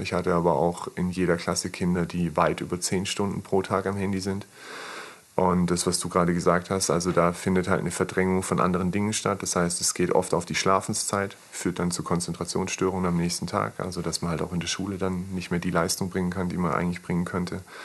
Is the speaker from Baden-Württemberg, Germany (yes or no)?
yes; Maulbronn, Baden-Württemberg, Germany; also born or lived in Pforzheim; komme übrigens hier aus der Gegend, also ich bin in Maulbronn geboren, bin dann ähm, kurz vorm Abitur bin ich mit meiner Familie nach Pforzheim gezogen